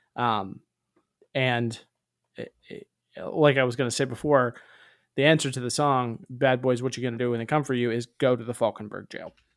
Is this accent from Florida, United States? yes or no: yes; Tampa, Florida, United States; I'm from Tampa, Florida